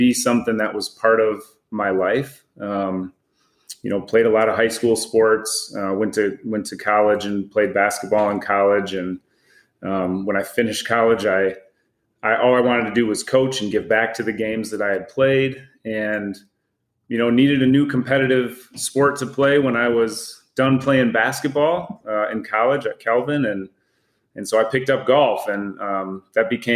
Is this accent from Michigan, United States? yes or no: yes; West Michigan, United States; I grew up in West Michigan